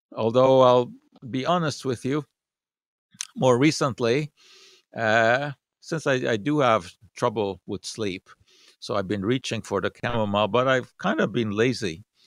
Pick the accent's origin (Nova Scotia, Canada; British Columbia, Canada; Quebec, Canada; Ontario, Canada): Quebec, Canada; Montreal; When I was, uh, growing up in Montreal